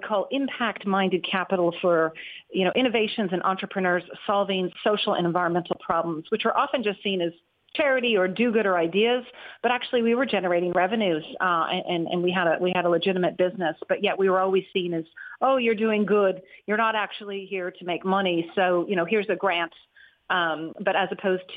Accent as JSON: {"language": "English", "country": "United States", "also_born_or_lived": "California", "moved": "as an adult", "lives_now": "Ireland", "said": "I'm originally from the US"}